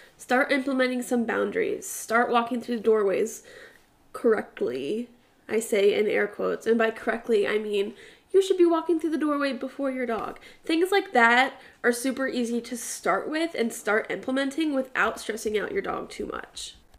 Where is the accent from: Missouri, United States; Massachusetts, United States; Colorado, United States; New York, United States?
New York, United States; New York City; I was born in Staten Island